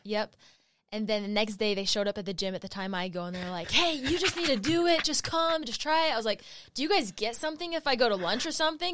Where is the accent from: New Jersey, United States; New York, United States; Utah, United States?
Utah, United States; I grew up in Utah County